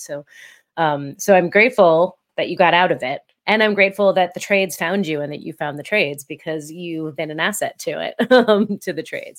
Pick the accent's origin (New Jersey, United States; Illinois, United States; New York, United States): New Jersey, United States; Essex County; moved away; I grew up, um, in North Jersey